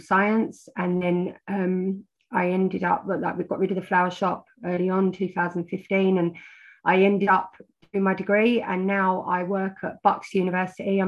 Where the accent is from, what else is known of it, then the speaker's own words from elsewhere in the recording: London, United Kingdom; I was raised in North London on the borders of Hertfordshire.